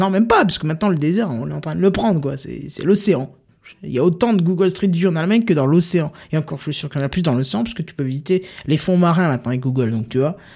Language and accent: French; Lorraine, Grand Est, France; je suis lorrain, il y a, un patois lorrain qui est très utilisé.